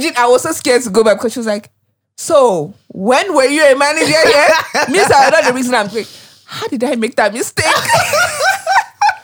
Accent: United States; moved away as an adult; now in Nigeria; when I lived in America

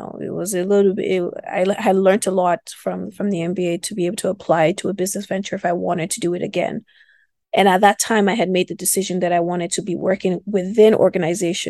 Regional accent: Kaduna, Kaduna State, Nigeria; moved away; also born or lived in Lagos; I was born and raised in the north

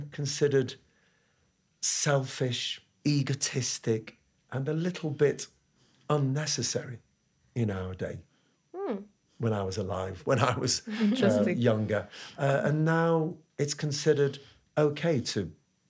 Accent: England, United Kingdom; I'm English, I'm from the UK, and we live in London

